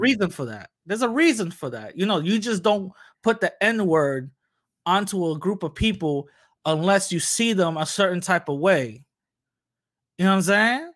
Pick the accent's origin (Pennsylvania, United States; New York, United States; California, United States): New York, United States; New York City; born and raised in the Bronx